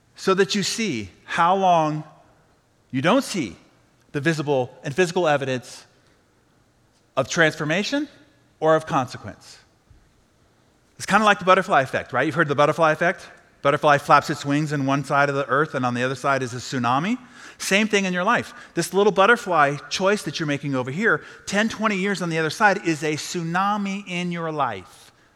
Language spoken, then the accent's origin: English; San Diego, California, United States; I'm from San Diego